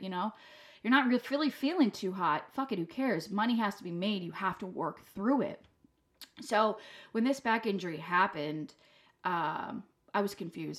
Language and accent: English; France; moved away; I'm from France.